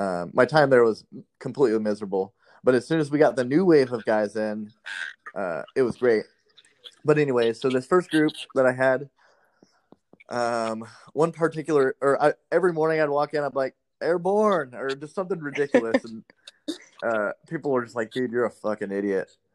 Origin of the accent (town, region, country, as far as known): Las Vegas, Nevada, United States; born or raised there; moved away as an adult